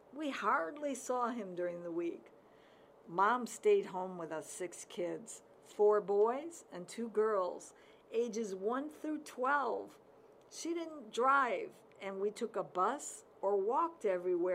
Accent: Chicago, Illinois, United States; now in Oak Park, United States; I grew up in Chicago in the 50s

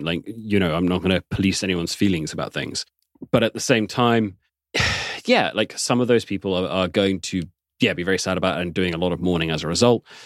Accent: England, United Kingdom

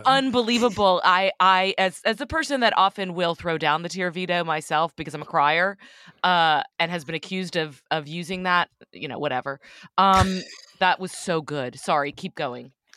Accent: Texas, United States; moved away as an adult; also born or lived in Austin / New York City; I grew up in Texas you know, a very conservative part of Texas

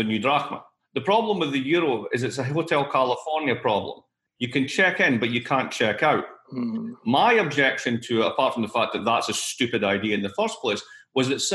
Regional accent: Scotland, United Kingdom; moved away; I'm Scottish, as you know, but I'm also British.

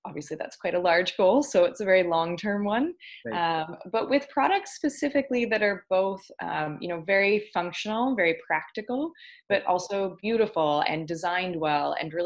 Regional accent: Ontario, Canada; moved away as an adult; now in Victoria, Canada; I'm from Ontario originally, and I live out here in Victoria and BC now.

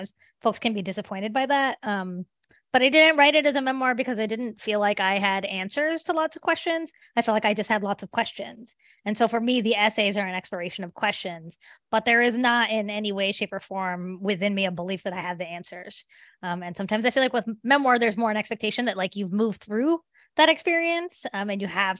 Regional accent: West Virginia, United States; because when I told people that I was from West Virginia, they really didn't believe me.

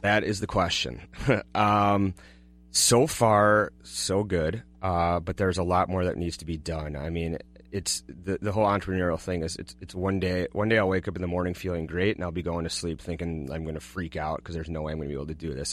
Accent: Golden Valley, Minnesota, United States; also born or lived in Kansas; I grew up, uh, in Golden Valley

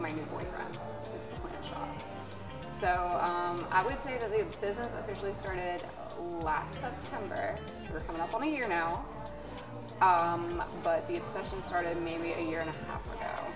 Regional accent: Westminster, South Carolina, United States; moved away as an adult; also born or lived in Atlanta, Georgia; now in Greenville, United States; So I grew up in a small town. Originally, I was born in Atlanta. We moved to a tiny town called Westminster, South Carolina.

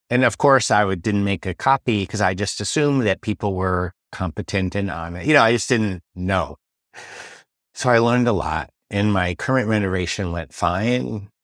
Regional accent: San Francisco, California, United States; now in Paris, France; I'm from San Francisco

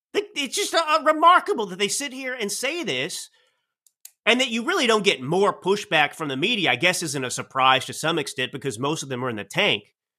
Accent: Dallas, Texas, United States; now in Napa Valley, United States; I grew up in Dallas

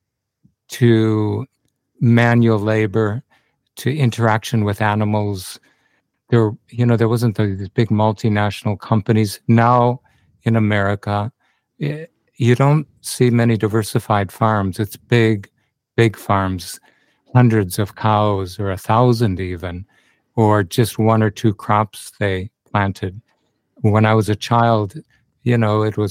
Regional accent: Minnesota, United States; moved away as an adult; also born or lived in Western U.S.; now in Byron Bay, Australia; I grew up on a family farm in Minnesota, which borders Canada and the U.S.

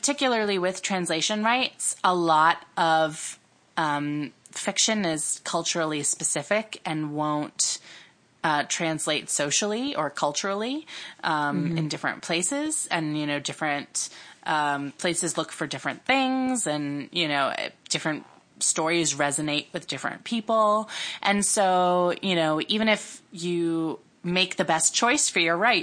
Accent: Peabody, Massachusetts, United States; moved away; I grew up in Massachusetts in the suburbs of Boston, and I grew up in a town called Peabody

